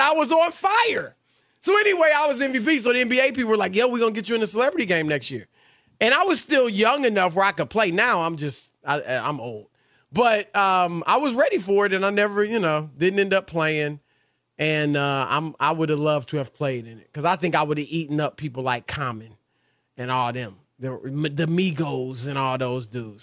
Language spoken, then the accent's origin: English; Cleveland, Ohio, United States; I'm from Cleveland